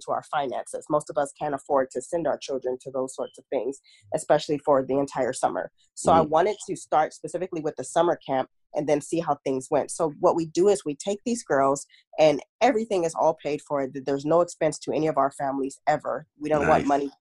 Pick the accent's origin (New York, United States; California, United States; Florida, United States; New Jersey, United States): California, United States; Long Beach; I'm from Long Beach, California, born and raised Cali girl all day, every day